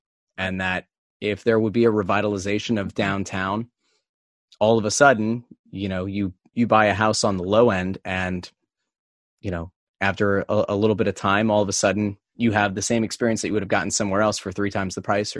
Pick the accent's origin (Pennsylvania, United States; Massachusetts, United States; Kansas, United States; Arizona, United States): Pennsylvania, United States; Pottsville; also born or lived in West Chester / Royersford; I grew up in Pottsville, in the metropolis of of Schuylkill County, and the home of Yuengling beer, and the 1925 NFL champion Pottsville Maroons.